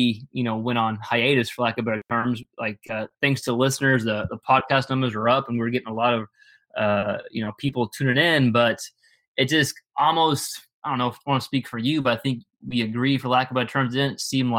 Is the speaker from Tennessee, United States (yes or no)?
no; Texas, United States; growing up in Texas